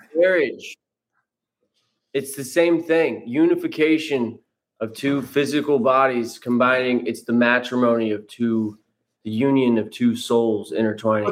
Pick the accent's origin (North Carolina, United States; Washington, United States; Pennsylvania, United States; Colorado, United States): Washington, United States; now in Los Angeles, United States; Washington uh, State, right up there in that uh, rainforest.